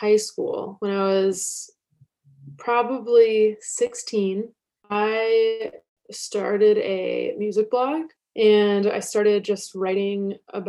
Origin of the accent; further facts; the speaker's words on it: Washington, District of Columbia, United States; I grew up in Washington, D.C., just outside